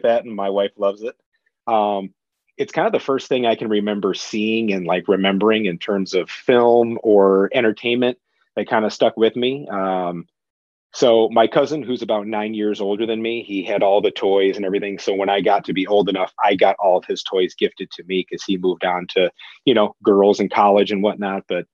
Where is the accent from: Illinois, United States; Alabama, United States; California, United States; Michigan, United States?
Michigan, United States; New Boston; I grew up in Michigan, a little town called Waltz, or New Boston